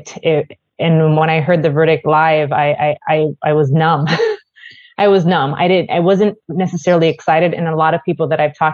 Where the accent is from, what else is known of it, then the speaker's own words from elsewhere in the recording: Puerto Rico; now in Minnesota, United States; I'm originally from Puerto Rico, so I'm not from Minnesota originally